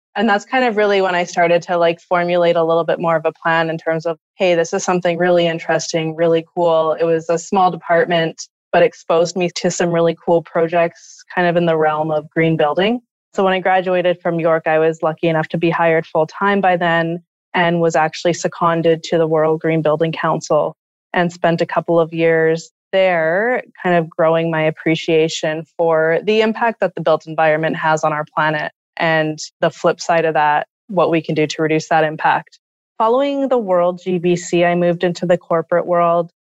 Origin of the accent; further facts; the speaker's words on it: Thunder Bay, Ontario, Canada; I grew up in Thunder Bay, Ontario, Northwestern Ontario